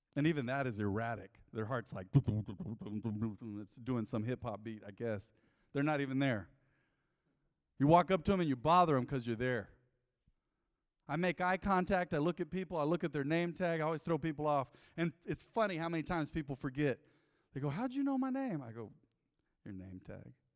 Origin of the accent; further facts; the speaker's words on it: United States; growing up on Southside